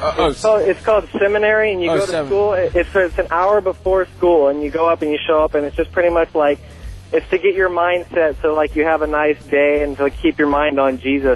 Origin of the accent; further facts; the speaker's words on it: San Francisco, California, United States; I'm from San Francisco. Hey, man, I didn't pick the Mormon. I didn't pick the religion. I was born into it.